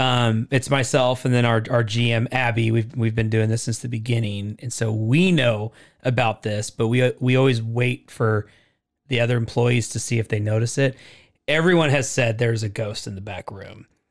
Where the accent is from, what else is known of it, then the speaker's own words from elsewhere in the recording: Portland, Oregon, United States; I grew up in Portland